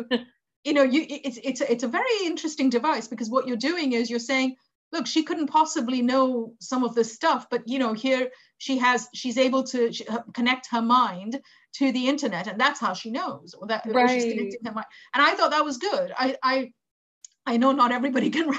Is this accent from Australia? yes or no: no; India; moved away; I grew up in India, right? And I go back often. And even I, because I've been out of India for enough time